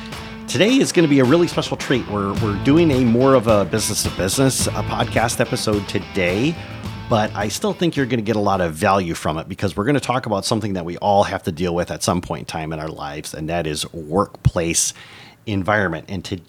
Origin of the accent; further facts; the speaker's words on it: Michigan, United States; moved away as an adult; After 20 years, I've returned to my native Michigan, and I'm looking to reconnect with my home state.